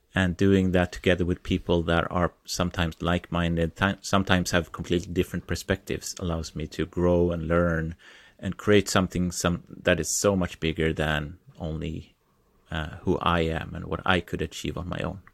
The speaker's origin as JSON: {"language": "English", "country": "Sweden", "said": "I am from Sweden. I live two hours south of Stockholm."}